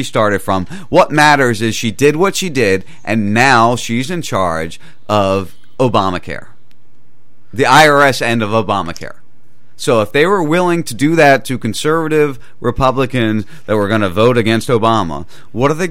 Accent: right outside Philadelphia, New Jersey, United States; I grew up in Jersey, right outside Philadelphia

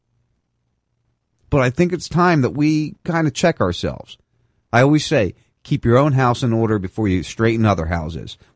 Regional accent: near Atlantic City, New Jersey, United States; I grew up in Atlantic City

